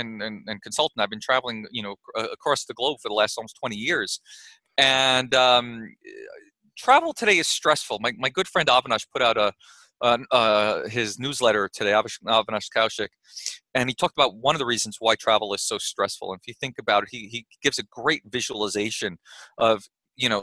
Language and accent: English; New York, United States; now in Austin, United States; I grew up in New York